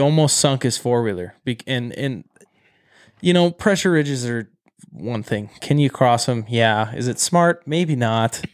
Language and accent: English; Great Falls, Montana, United States; I'm from Great Falls